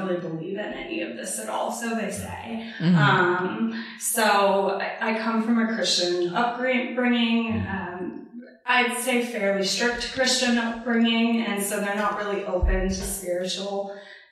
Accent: Texas, United States; moved away as an adult; also born or lived in Naples, Florida / Fort Worth, Texas; now in New York City, United States; I am from Texas originally. Grew up in both Florida and Texas

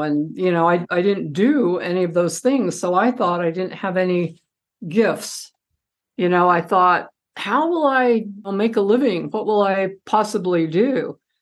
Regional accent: Idaho, United States; moved away; also born or lived in Utah; I'm from Idaho too

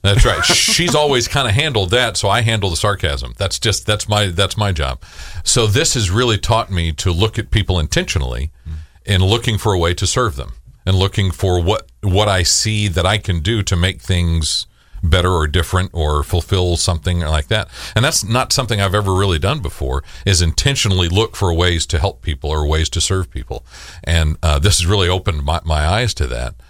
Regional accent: El Paso, Texas, United States; moved away; she won't claim me as being from Texas 'cause I'm from El Paso

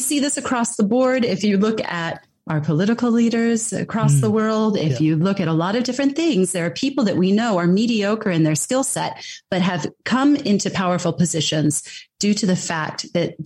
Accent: United States; I am American and I've grown up in that system

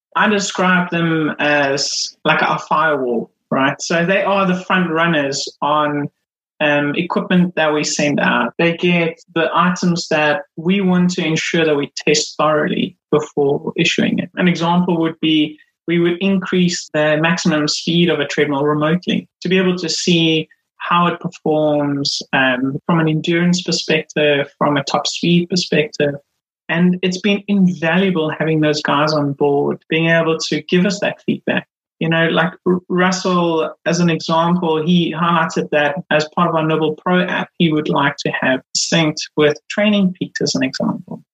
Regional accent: Durban, KwaZulu-Natal, South Africa; moved away as an adult; now in Milton Keynes, United Kingdom; I grew up in South Africa. Um, grew up in Durban

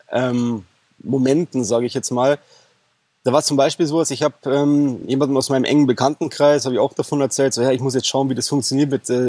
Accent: Bavaria, Germany; ich bin aus Bayern, ich bin 33 Jahre alt

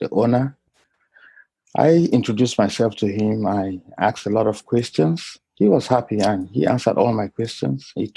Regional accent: Bamenda, Northwest Region, Cameroon; moved away as an adult; also born or lived in Nigeria; now in United States; I grew up in Bamenda in the northwest region of Cameroon

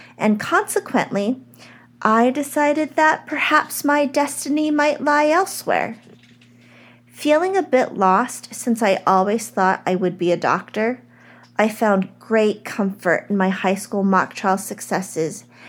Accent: United States; I am an American-born Chinese

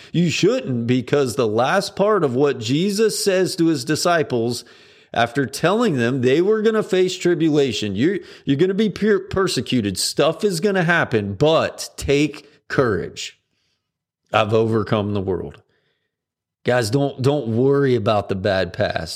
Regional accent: United States; as an American

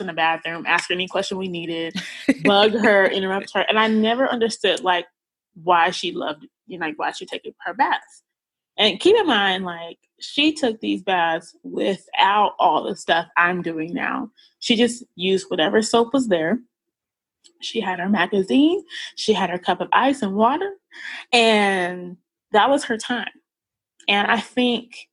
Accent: Wichita, Kansas, United States; moved away as an adult; also born or lived in Virginia Beach, Virginia / Dallas, Texas; now in New York, United States; I'm actually from Wichita, Kansas

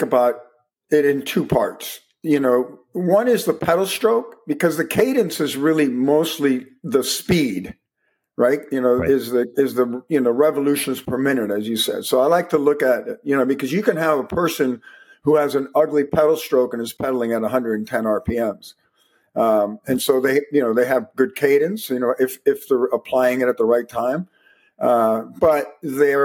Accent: Miami, Florida, United States; I was also from Miami.

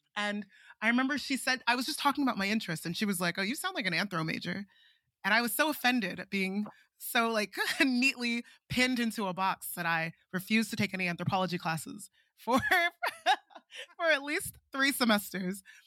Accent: Nigeria; moved away as an adult; also born or lived in Princeton, United States; I'm Nigerian

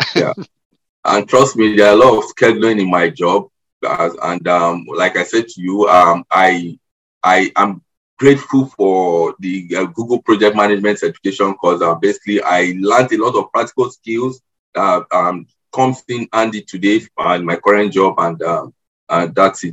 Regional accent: Nigeria; moved away as an adult; also born or lived in Lagos, Nigeria; now in Canada; I am Nigerian. I I'm now a permanent resident in Canada. I immigrated here um, four months ago

